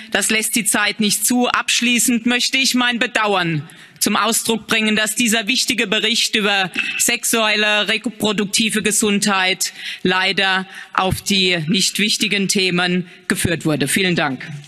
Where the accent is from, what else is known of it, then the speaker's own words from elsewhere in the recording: Germany; In meinem Heimatland Deutschland